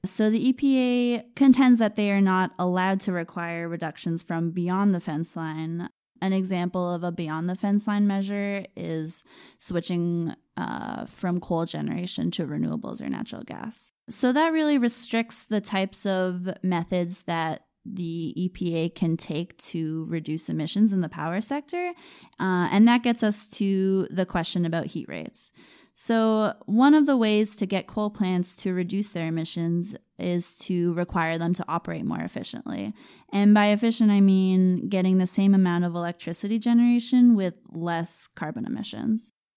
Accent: Maine, United States; I grew up in Maine

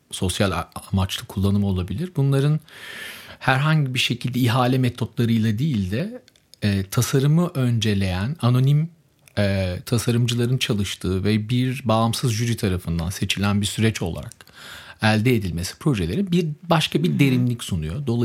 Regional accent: Germany; born there; Çünkü Almanya doğumluyum. Ailem Almanya'da yaşıyor

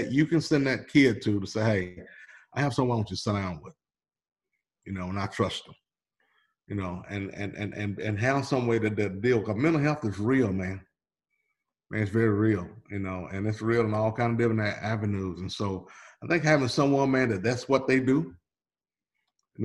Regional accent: Hickory, Mississippi, United States; moved away; I will always be from Hickory, Mississippi

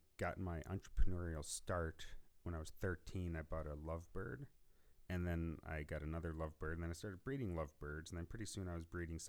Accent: Northwest Ohio, United States; also born or lived in Columbus, Ohio; I grew up in Northwest Ohio. I moved to Columbus to go to Ohio State

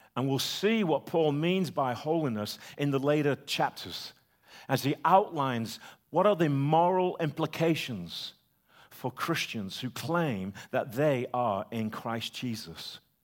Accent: United Kingdom; The British Empire, my country, gone

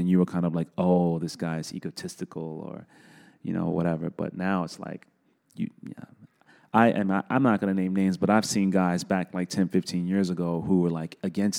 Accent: New York City, New York, United States; Yeah, I grew up in the South Bronx, born and raised. Was born in 1975.

